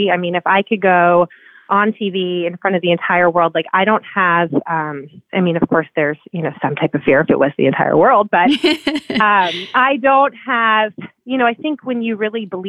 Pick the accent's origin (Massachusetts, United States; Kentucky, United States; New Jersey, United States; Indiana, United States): New Jersey, United States; moved away as an adult; also born or lived in New York City; now in Laguna Beach, United States; I'm originally from New Jersey and that's where I was raised.